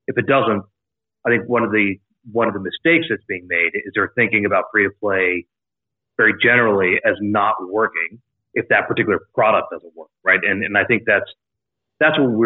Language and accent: English; College Station, Texas, United States; moved away; also born or lived in Jacksonville; I grew up in College Station, Texas, home of Texas A&M